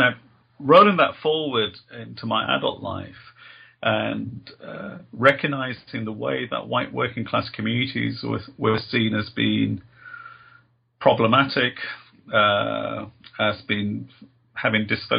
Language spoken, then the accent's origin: English; Birmingham, West Midlands, United Kingdom; growing up in Birmingham in a multicultural, diverse inner city area in the Birmingham in England